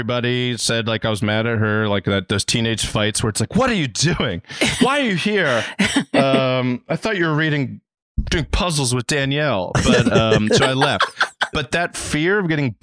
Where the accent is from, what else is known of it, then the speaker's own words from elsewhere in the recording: Reisterstown, Maryland, United States; now in Los Angeles, United States; I'm from Reisterstown, Maryland, which is a smaller town near the Styx.